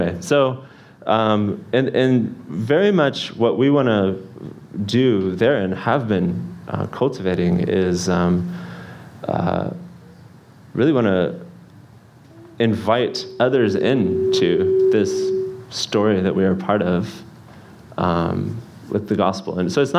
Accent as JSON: {"language": "English", "region": "Kyiv", "country": "Ukraine", "tie": "born or raised there", "also_born_or_lived": "United States", "said": "spent more time in Kyiv than anywhere in my life. I barely remember living in the United States. So I grew up in Kyiv, went to school, went to music college, everything all in Kyiv."}